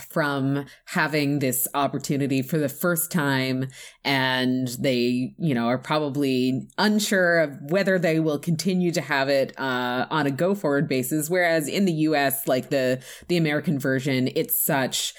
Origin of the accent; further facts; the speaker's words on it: Canada; as a Canadian